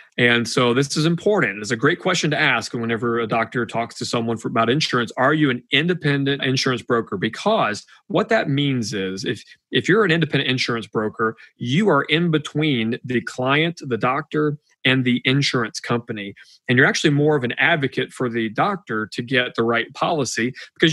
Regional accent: Georgia, United States; I'm from Georgia

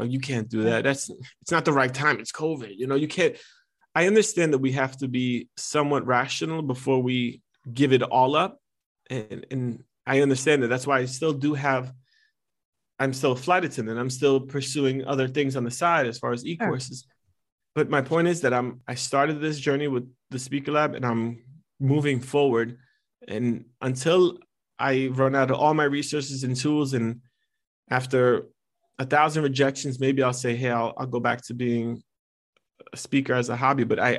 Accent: New Jersey, United States; I'm Italian American and I'm from fine. Jersey. So we just exaggerate on everything.

